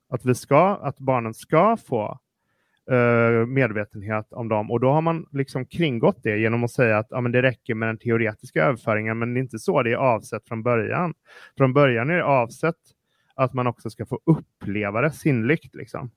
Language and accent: Swedish; Partille, Västra Götaland, Sweden; Jag växte, jag växte upp i Partille som är en kranskommun till Göteborg